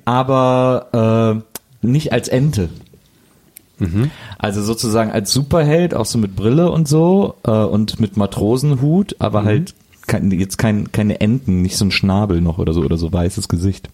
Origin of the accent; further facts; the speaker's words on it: Germany; als Deutscher